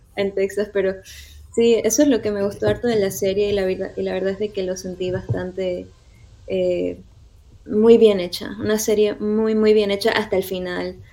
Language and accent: Spanish; Santa Cruz de la Sierra, Santa Cruz, Bolivia; moved away as an adult; now in Houston, United States; ahorita vivo en Houston y estoy acá desde hace casi 10 años, pero soy de Santa Cruz, soy camba de corazón